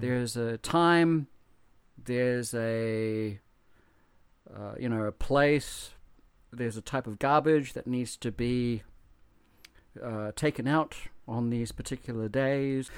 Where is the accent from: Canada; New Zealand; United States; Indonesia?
New Zealand; moved away; growing up in New Zealand